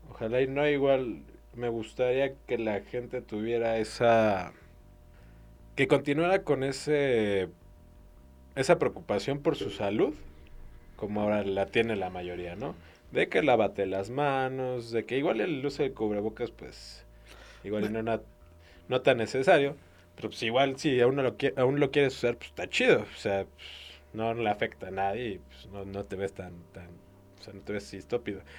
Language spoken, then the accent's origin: Spanish; Mexico; los mexicanos somos muy aprensivos.